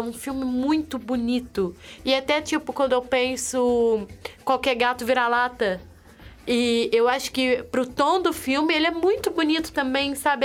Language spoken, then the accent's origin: Portuguese; interior of Minas Gerais, Brazil; eu sou do interior de Minas Gerais